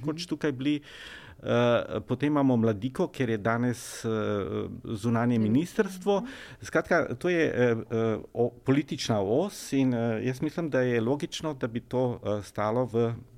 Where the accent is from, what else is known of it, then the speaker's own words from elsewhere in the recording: Slovenia; Slovenci smo